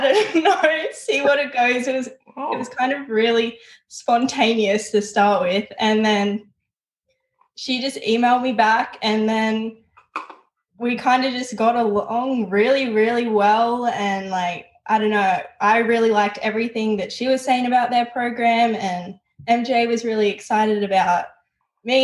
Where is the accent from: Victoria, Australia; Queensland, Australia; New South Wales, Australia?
New South Wales, Australia; Newcastle; moved away as an adult; I'm from Newcastle, New South Wales